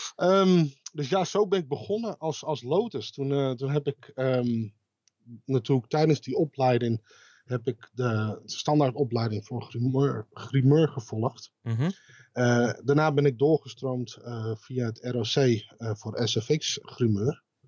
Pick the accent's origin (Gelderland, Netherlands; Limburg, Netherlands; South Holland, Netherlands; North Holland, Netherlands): North Holland, Netherlands; Amsterdam; moved away as an adult; now in Zaandam, Netherlands; geboren in Amsterdam, woon sinds tweeduizend zes in Zaandam.